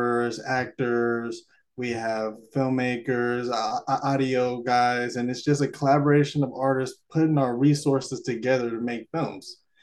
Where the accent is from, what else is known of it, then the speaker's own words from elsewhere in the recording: Alameda, California, United States; also born or lived in Davis, California; I grew up in Alameda, California, and I still live here till this day